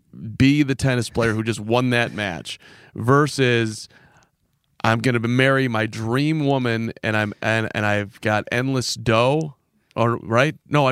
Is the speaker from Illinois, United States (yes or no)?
yes; Chicago, Illinois, United States; I grew up in Chicago.